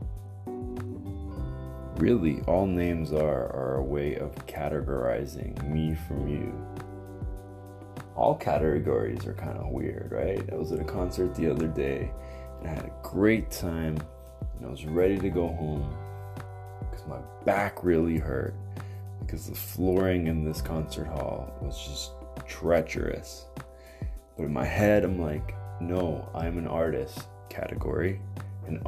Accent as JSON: {"language": "English", "country": "Canada", "said": "I am Canadian"}